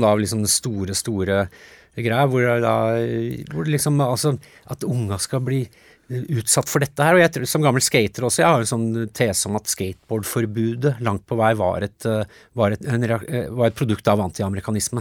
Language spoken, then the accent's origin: Norwegian; Norway; born or raised there; also born or lived in United States